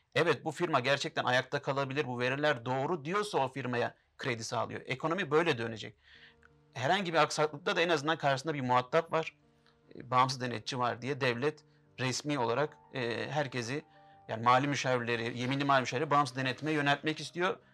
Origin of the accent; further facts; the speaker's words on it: Istanbul, Turkey; also born or lived in Şanlıurfa (ancestry); ben 1983 İstanbul doğumluyum. Aslen Şanlıurfalıyım